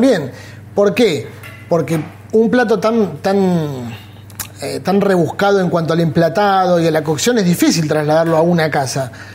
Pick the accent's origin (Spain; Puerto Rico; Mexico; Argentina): Argentina; Bahía Blanca, Buenos Aires Province; moved away as an adult; yo soy de Bahía Blanca. Me vine acá a los 18 años.